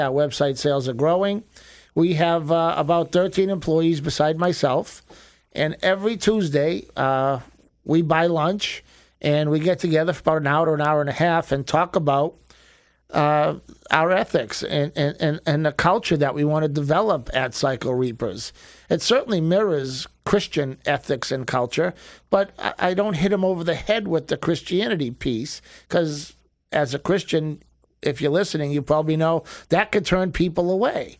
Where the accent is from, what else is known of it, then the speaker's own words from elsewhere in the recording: Boston, Massachusetts, United States; now in Florida, United States; We grew up in Boston as Irish Italian Catholics